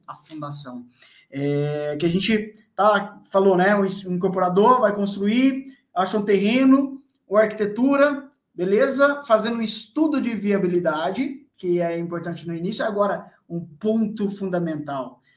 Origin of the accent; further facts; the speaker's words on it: Bom Despacho, Minas Gerais, Brazil; moved away; na cidade onde eu morava, onde eu nasci, em Bom Despacho, Minas